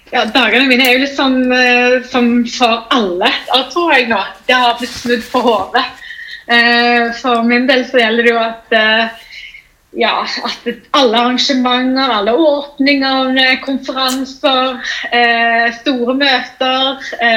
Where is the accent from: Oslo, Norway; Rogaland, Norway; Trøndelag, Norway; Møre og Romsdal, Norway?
Rogaland, Norway; Stavanger; also born or lived in Bergen; jeg er eh, fra Madla. Født og oppvokst Madla